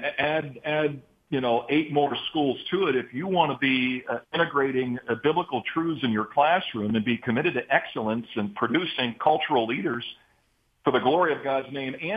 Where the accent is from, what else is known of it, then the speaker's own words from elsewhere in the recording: Canton, Ohio, United States; I'm a Buckeye, born and raised in Canton, Ohio